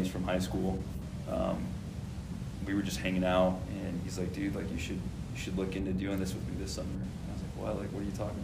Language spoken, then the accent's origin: English; Hurricane, Utah, United States; I grew up just in Hurricane, born and raised